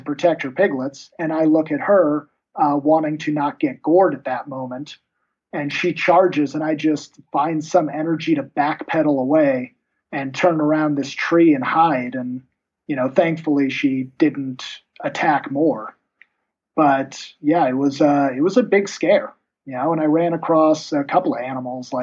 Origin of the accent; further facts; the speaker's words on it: United States; being an American